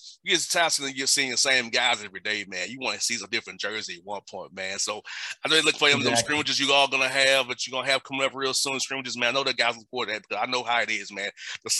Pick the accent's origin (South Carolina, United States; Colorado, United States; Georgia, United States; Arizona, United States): Georgia, United States; Atlanta; I could have done it at Georgia State in my hometown.